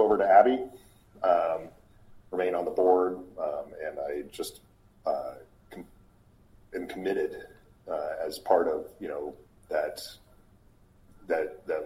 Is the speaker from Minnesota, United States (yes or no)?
no; Boise, Idaho, United States; moved away as an adult; also born or lived in Casper, Wyoming / Alaska; I grew up in Boise, Idaho, born in Casper, Wyoming, spent a little bit of time in Alaska, but from the age of six until I graduated high school, I was there in Boise